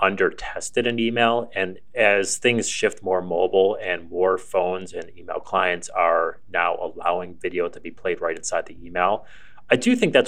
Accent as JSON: {"language": "English", "town": "Buffalo", "region": "New York", "country": "United States", "tie": "born or raised there", "said": "I grew up in Buffalo"}